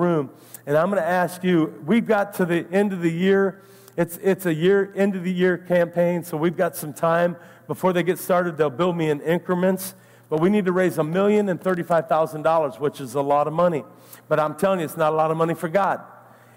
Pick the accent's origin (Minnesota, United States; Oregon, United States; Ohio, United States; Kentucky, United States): Ohio, United States; now in Naples, United States; I'm from Ohio